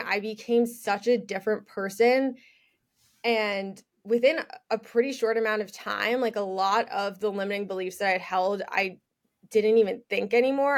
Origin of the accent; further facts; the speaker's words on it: New York, United States; also born or lived in Michigan; I am from New York, born and raised. I'm still there right now